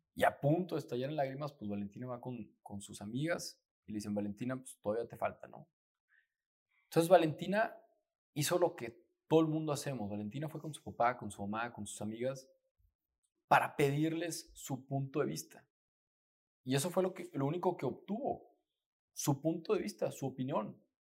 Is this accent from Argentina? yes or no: no; Torreón, Coahuila, Mexico; todos mis veranos, ahí, en, pues en Torreón, yo soy de Torreón